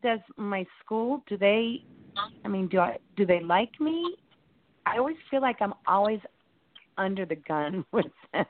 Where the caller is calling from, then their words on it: Indianapolis, Indiana, United States; Hi, I'm calling from Indianapolis.